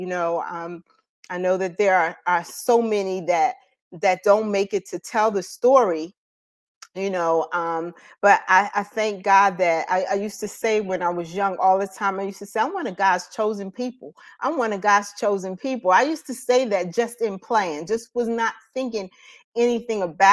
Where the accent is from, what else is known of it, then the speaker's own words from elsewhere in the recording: Paterson, New Jersey, United States; moved away as an adult; now in North Carolina, United States; I am an alumni of Eastside High School from Paterson, New Jersey. So that's where I'm originally from